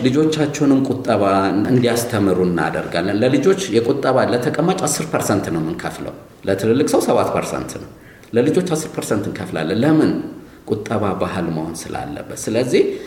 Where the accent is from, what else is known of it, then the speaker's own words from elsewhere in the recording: Ethiopia; ጥሩ ኢትዮጵያዊ ነኝ